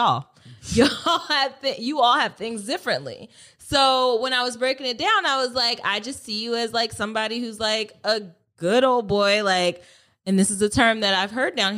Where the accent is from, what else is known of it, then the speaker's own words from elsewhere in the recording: Delaware, United States; So I'm not from the South by, you know, I come here by way of Delaware, and things are a little different there.